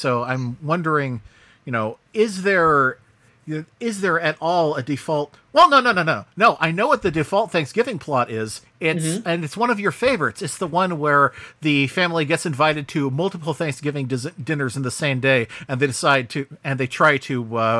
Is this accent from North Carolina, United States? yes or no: no; San Diego, California, United States; when I grew up in San Diego